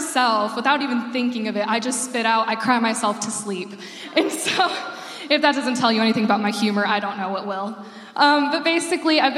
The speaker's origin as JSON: {"language": "English", "region": "Arizona", "country": "United States", "tie": "born or raised there", "moved": "as an adult", "lives_now": "Illinois, United States", "said": "I'm from Arizona, and I lived there. I moved there when I was 6 years old, and I lived there until I was 18."}